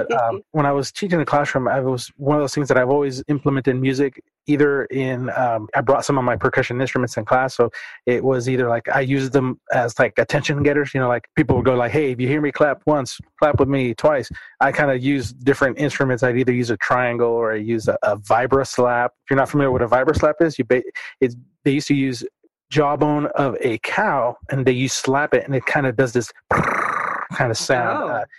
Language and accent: English; California, United States; now in Duncanville, United States; I'm a transplant from California, so I taught, trying to do the math, 11 years out there, and then when I came here